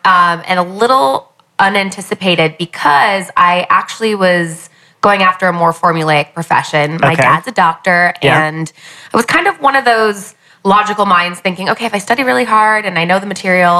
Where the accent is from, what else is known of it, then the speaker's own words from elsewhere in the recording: California, United States; moved away as an adult; also born or lived in Upstate New York; now in New York City, United States; I'm from California.